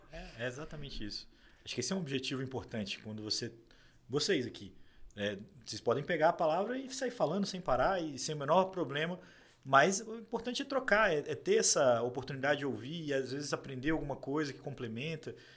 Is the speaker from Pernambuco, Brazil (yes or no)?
no; Juiz de Fora, Minas Gerais, Brazil; moved away as an adult; now in São Paulo, Brazil; Eu já não voltei para Juiz de Fora, que é minha cidade natal